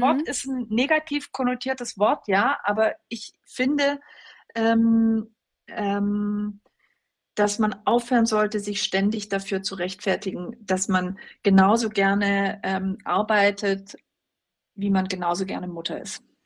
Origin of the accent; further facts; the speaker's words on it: West Germany, Germany; ich bin also in, in Westdeutschland groß geworden.